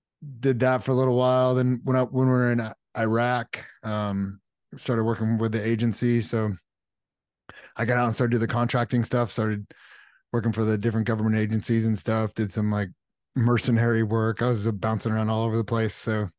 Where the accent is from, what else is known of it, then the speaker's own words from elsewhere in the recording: California, United States; grew up in Southern California and then joined the Navy